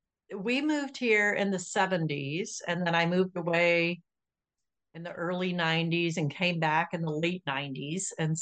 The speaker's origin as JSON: {"language": "English", "region": "Florida", "country": "United States", "tie": "born or raised there", "said": "And today we are headed to Florida, which is my home state."}